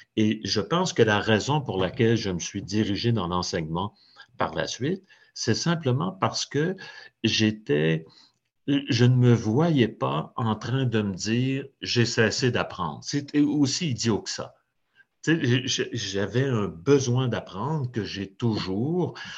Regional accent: Trois-Rivières, Quebec, Canada; je suis né dans un, quartier ouvrier à, Trois-Rivières, qui était un peu à la jonction

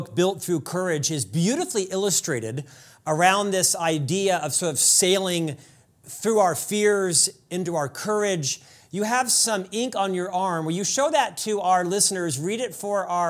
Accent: Florida, United States; I'm from Florida

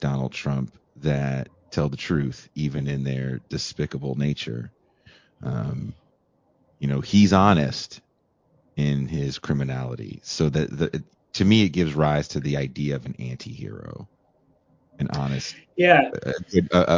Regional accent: Northern California, United States; I'm 46, so I remember growing up in Northern California in the 90s extremely vividly.

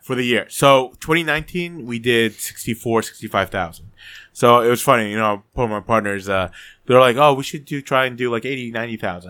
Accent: New Jersey, United States; I was born in Jersey

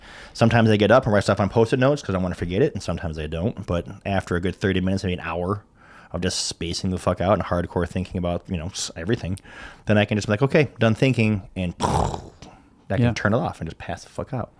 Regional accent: Rockford, Illinois, United States; I'm from America. Yeah. And she's like, where? I'm like, well, Chicago.

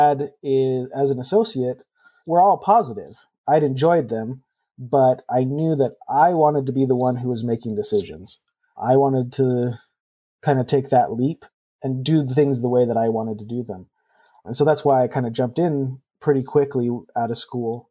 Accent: Idaho, United States; I was born and raised in Idaho, and so I wanted to come back and practice in my home state

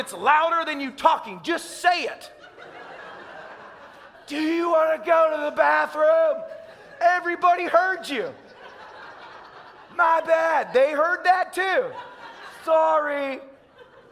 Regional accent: Tennessee, United States; I'm a redneck from Tennessee

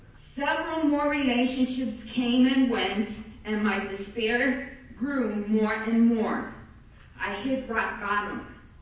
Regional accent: New Jersey, United States; now in Florida, United States; I came from New Jersey with an idol from Santeria that was supposed to bring me protection against any evil around me.

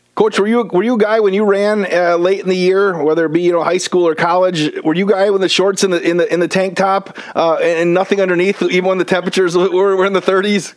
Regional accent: Wisconsin Rapids, Wisconsin, United States; Wisconsin Rapids, which is actually my hometown

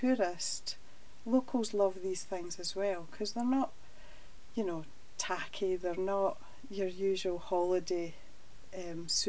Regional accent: Stirling, Scotland, United Kingdom; I really love my hometown of Stirling

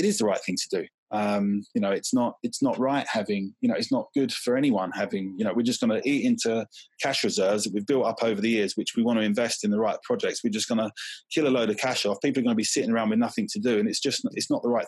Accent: Southend-on-Sea, East of England, United Kingdom; We grew up in Southeast Essex near Southend

